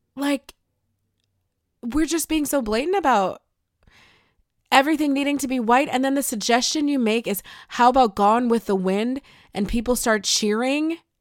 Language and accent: English; Buffalo, New York, United States; I'm from Buffalo